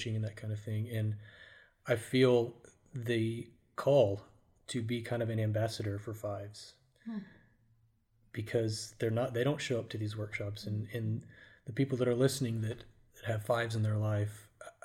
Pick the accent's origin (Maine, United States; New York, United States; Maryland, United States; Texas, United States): Texas, United States; Richardson; also born or lived in Abilene, Texas / Denton, Texas; I grew up in Richardson, Texas, not too far from here, actually.